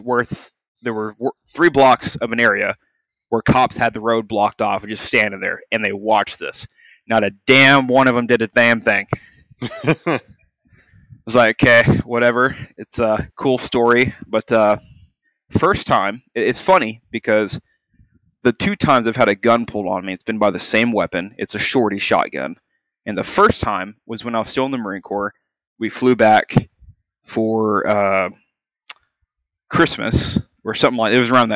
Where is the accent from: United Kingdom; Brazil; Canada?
Canada; I am Canadian.